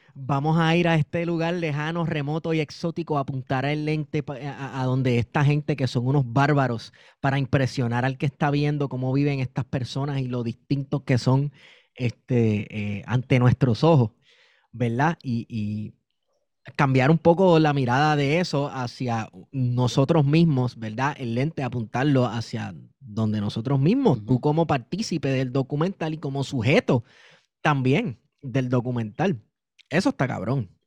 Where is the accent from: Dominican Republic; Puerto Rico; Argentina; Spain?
Puerto Rico; nosotros como puertorriqueños y puertorriqueñas